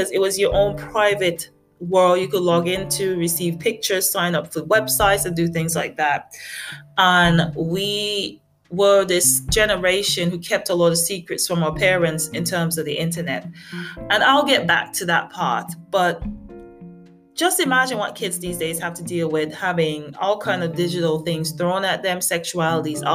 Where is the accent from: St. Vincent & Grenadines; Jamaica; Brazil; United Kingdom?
St. Vincent & Grenadines; moved away; also born or lived in America; I'm from a tiny, tiny island. You could call it St. Vincent and the Grenadines. And my mom, she's British. And I spent a lot of my childhood there.